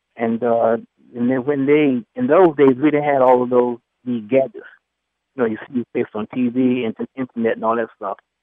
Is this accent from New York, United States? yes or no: yes; New York City, New York, United States; I'm from the Bronx